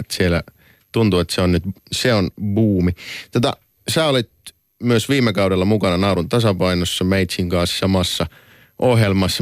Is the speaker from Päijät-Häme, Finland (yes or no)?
no; Oulu, North Ostrobothnia, Finland; tuolla meillä Oulussa